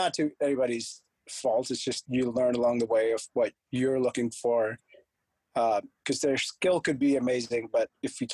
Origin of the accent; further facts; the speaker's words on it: India; moved away; So I'm from a born and raised in India. So I was always going back to India